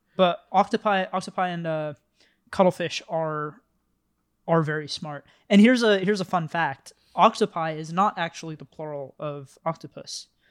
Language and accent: English; the Bay Area, California, United States; I grew up in the Bay